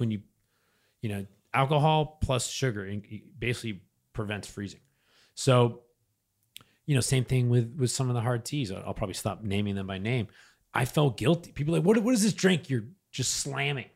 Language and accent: English; New Hampshire, United States; I'm from New Hampshire